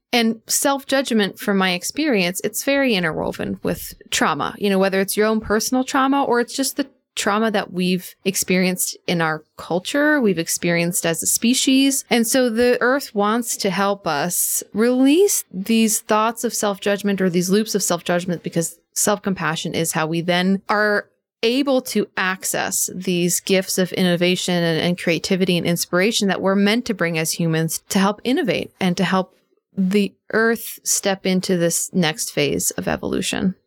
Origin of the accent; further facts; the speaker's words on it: outside Philadelphia, Pennsylvania, United States; also born or lived in New York City; now in Western North Carolina, United States; I grew up in Pennsylvania, outside Philadelphia, so kind of on the edge of where the suburbs end and farm country began